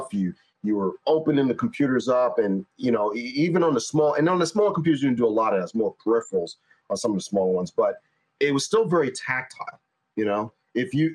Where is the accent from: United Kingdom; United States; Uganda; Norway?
United States; New York; I'm from New York.